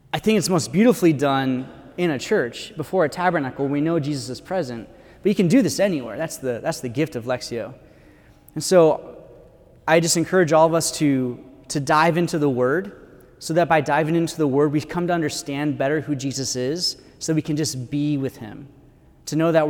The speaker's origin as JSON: {"language": "English", "country": "United States", "said": "as Americans"}